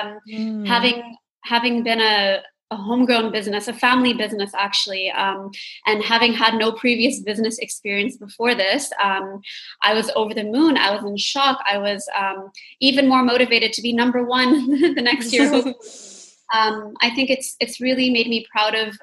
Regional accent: Dubai, United Arab Emirates; when I was growing up in Dubai

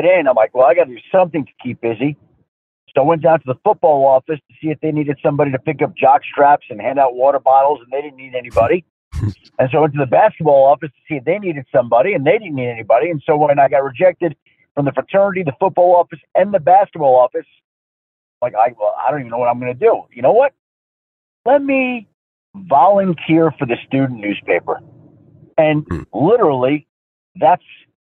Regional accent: Bellmore, New York, United States; moved away as an adult; also born or lived in Michigan; I grew up in a middle-class neighborhood on Long Island, the south shore of Long Island, right by Jones Beach, a place called Belmore

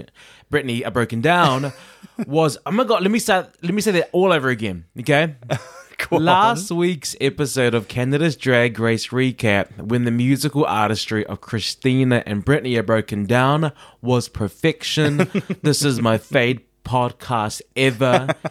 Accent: New Zealand; I am of the world. I don't belong to just New Zealand now.

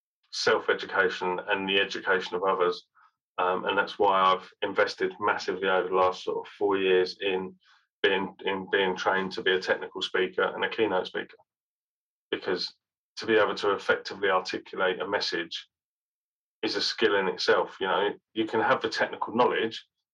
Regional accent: Birmingham, West Midlands, United Kingdom; because I was born in Birmingham. I'm a Brummie born and bred. And yet I don't sound like that.

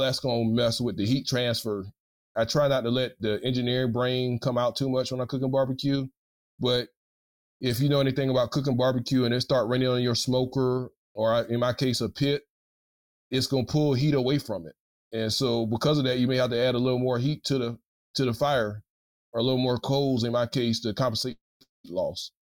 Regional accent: South Carolina, United States; now in Louisiana, United States

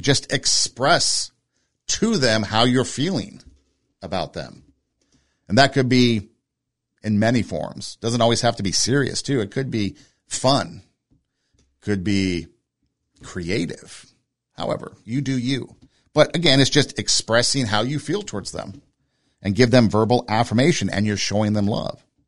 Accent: Southern California, United States; moved away as an adult; also born or lived in Iowa; I grew up in Southern California, so snow was pretty foreign to me.

